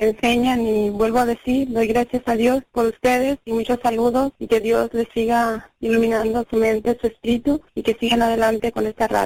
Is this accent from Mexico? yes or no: yes; Jalisco, Mexico; now in Detroit, United States; yo lo escucho en Detroit, Michigan. Soy de Jalisco